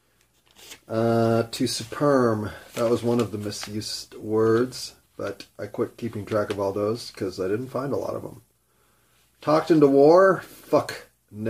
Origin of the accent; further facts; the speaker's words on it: United States; I had pride in being an American